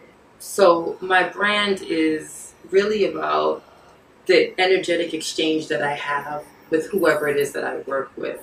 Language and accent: English; New York City, New York, United States; also born or lived in Barbados; I was born in Barbados, came up here when I was like 4 or 5 years old. I grew up in Flatbush, Brooklyn